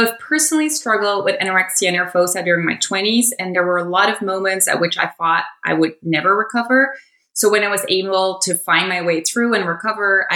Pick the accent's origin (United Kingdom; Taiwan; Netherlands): Netherlands; moved away; I grew up in the Netherlands